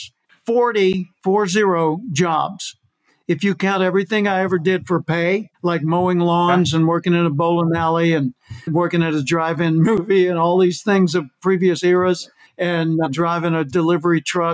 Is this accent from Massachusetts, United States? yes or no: no; Little Rock, Arkansas, United States; also born or lived in California; now in Austin, United States; I grew up in Little Rock, Arkansas